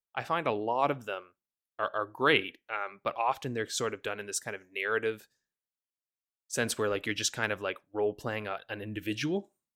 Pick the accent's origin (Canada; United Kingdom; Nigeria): Canada; I'm very Canadian